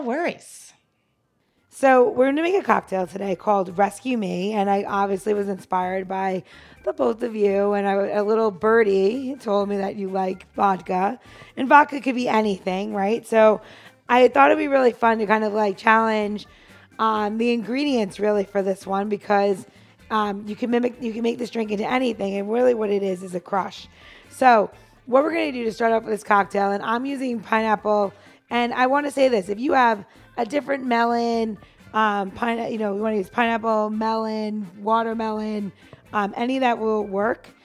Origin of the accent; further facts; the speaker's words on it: New York City, New York, United States; moved away; I'm from New York City